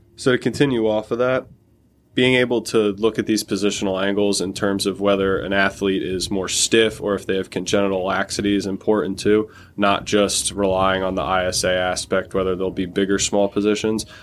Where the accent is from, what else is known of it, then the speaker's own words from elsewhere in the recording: Toms River, New Jersey, United States; I'm from Tom's River, New Jersey. I played at Tom's River South